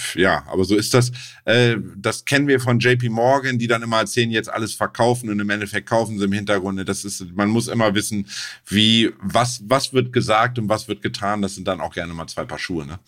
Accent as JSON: {"language": "German", "country": "Germany", "said": "als Deutscher"}